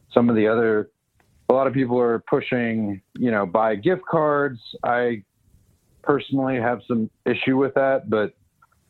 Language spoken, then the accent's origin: English; Houston, Texas, United States; moved away as an adult; also born or lived in Denver / New York City / Chicago / London; I grew up in Houston, so Houston always will be home